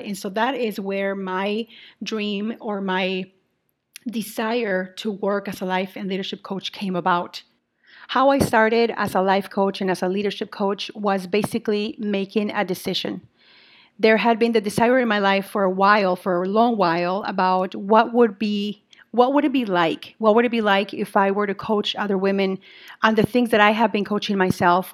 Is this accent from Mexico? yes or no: yes; Mexico; also born or lived in Saint Paul, Minnesota, United States; now in Minnesota, United States; I am originally from Mexico, and I now continue to live in Minnesota